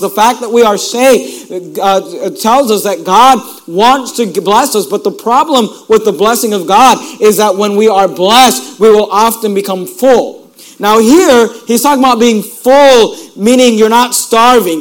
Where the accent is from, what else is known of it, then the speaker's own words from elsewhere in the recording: Hayward, California, United States; also born or lived in Sacramento; I grew up in Hayward and uh, Oakland area